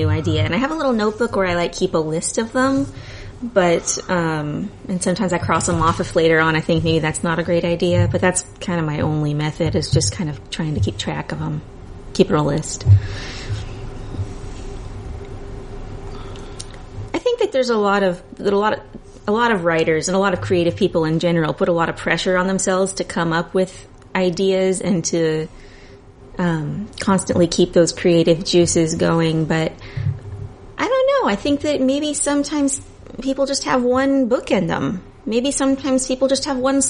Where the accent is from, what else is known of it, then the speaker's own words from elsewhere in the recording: Aberdeen, Washington, United States; also born or lived in Hoquiam, Washington; I grew up in the Northwest.